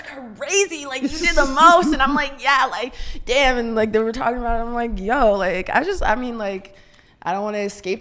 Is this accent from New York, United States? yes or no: no; Saint Paul, Minnesota, United States; I moved out for 2 years to Minneapolis. I'm from St. Paul originally